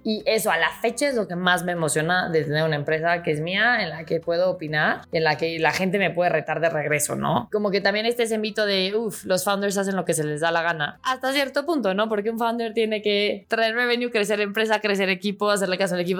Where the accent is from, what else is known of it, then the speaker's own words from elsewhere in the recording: Mexico; realmente soy mexicana, súper orgullosa